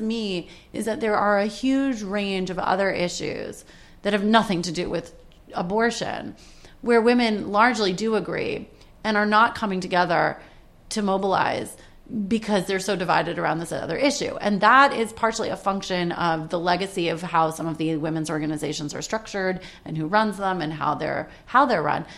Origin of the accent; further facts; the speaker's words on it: Washington, District of Columbia, United States; moved away as an adult; now in New York, United States; I grew up in Washington, D.C., which is in a completely democratic neighborhood.